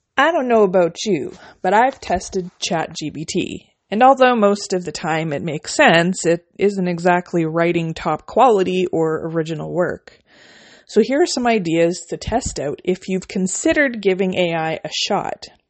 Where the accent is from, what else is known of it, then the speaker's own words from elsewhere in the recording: Canada; I'm a Canadian indie author